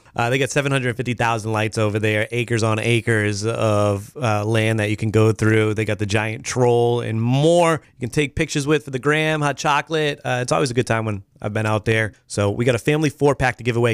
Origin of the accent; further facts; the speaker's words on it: Boston, Massachusetts, United States; also born or lived in Los Angeles; now in Maine, United States; I was, like, the one Irish kid in the crew from Boston